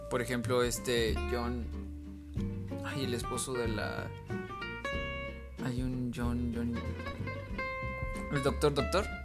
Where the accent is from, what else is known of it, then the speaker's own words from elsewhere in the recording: United States; Spanish is a second language; yo soy estadounidense y... Um, eh, me gusta mucho México.